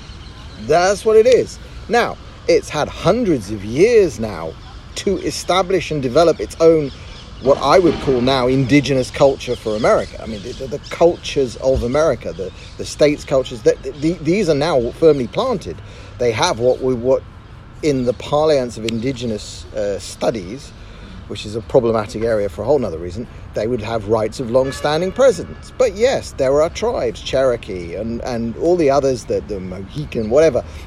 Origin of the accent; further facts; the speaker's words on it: United Kingdom; moved away as an adult; now in Tel Aviv, Israel; I grew up in Great Britain and I moved to Israel 10 years ago.